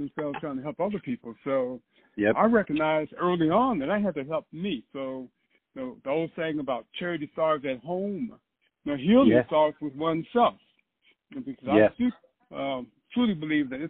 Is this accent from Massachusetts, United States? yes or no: no; Chicago, Illinois, United States; growing up in Chicago